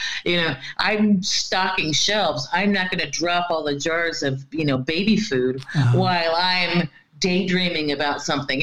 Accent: Florida, United States; moved away as an adult; now in Norway; I come from Florida, you know, no matter what time of year it is, we basically have between 10 and 12 hours of sunlight every day, you know, and we get the 3 o'clock, you know, it's, our weather used to be by the time when I was growing up

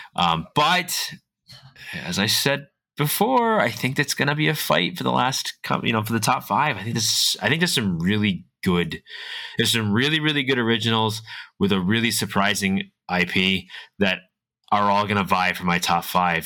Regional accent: Massachusetts, United States; I'm from New England. I'm from Massachusetts.

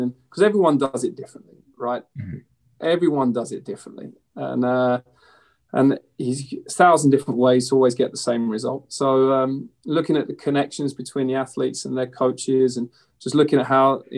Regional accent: London, United Kingdom; I grew up in East London

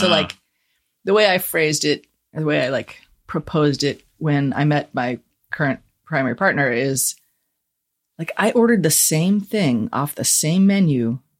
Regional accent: United States; I grew up in South City and, you know, stayed here till I left for college.

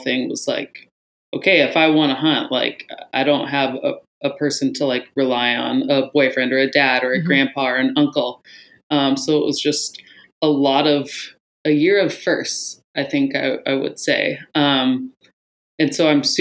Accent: Anchorage, Alaska, United States; Born and raised in Anchorage.

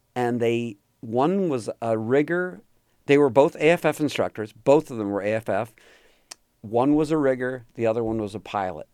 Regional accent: outside New York City, United States; moved away as an adult; also born or lived in California; I grew up just outside of New York City and, you know, hour or less, hour and change outside of New York City in a suburb

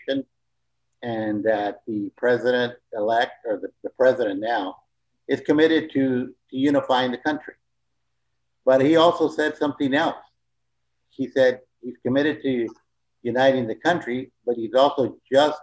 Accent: San Antonio, Texas, United States; moved away; also born or lived in California; I basically was born and raised in San Antonio, Texas

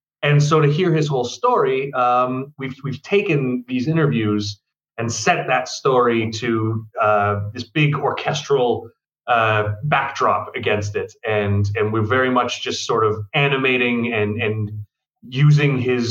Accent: Ontario, Canada; moved away; I'm from Ontario

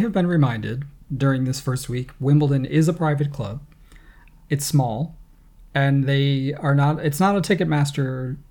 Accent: United States; I'm American.

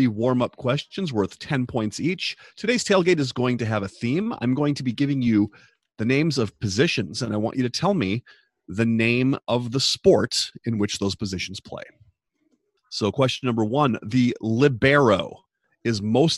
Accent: Minnesota, United States; I'm from Minnesota

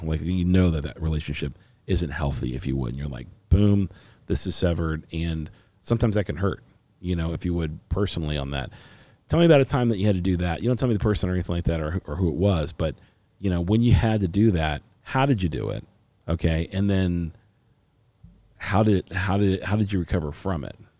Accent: Cincinnati, Ohio, United States; now in Arizona, United States; I'm from Cincinnati, Ohio originally.

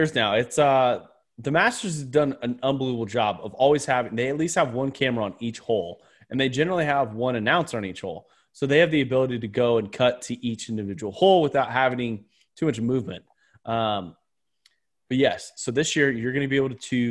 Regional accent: California, United States; I'm from California

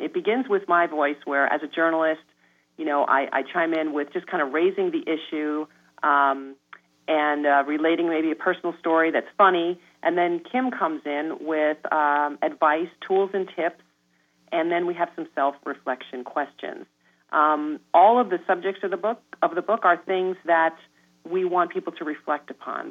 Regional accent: New York, United States; I am a New Yorker

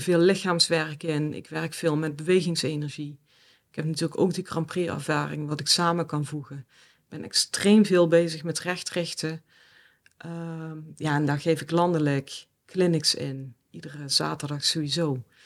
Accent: South Limburg, Netherlands; moved away; Zuid-Limburg. Mhm. En in een gezin, ja, standaard model, mag ik dat zeggen? Sorry papa, mam. Maar in ieder geval, eh, ja, met mijn ouders en mijn broer. Ja. In een klein dorpje

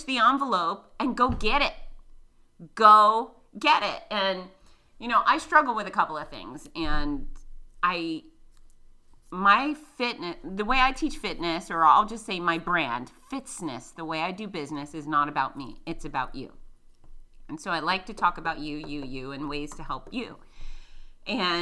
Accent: Florida, United States; accent: redneck; I'm from Florida

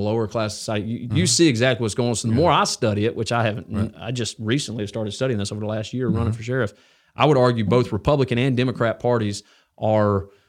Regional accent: Alabama, United States; I went to Mortimer Jordan, so I grew up here in North Jefferson.

